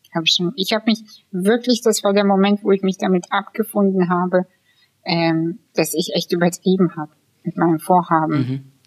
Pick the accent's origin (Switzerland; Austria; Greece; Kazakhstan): Kazakhstan; now in Germany; ich bin aus Kasachstan